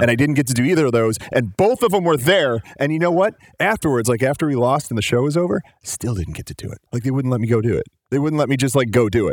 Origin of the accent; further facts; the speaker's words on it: Chicago, Illinois, United States; so I grew up in Chicago